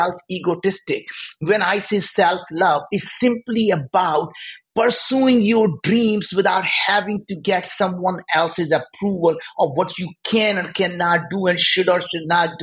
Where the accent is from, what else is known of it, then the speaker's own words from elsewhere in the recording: India; moved away; we grew up in India. We were very poor